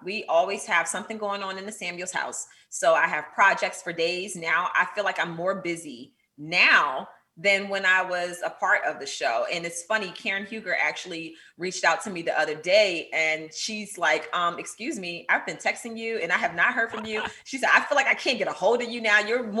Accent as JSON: {"language": "English", "town": "Pleasantville", "region": "New Jersey", "country": "United States", "tie": "born or raised there", "moved": "yes", "lives_now": "Potomac, United States", "said": "I grew up in Atlantic City, New Jersey, in Pleasantville. A lot of people don't know Pleasantville, but it's right outside of Atlantic City. And I currently reside in Potomac, Maryland."}